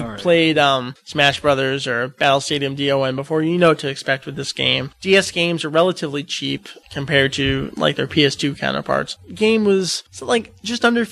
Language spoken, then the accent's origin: English; United States; I'm American